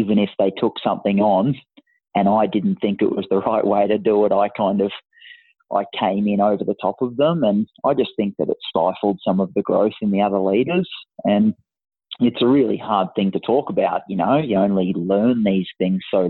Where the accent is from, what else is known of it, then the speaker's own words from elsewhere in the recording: country Queensland, Australia; I was always one of the captains or the key players of representative teams in country Queensland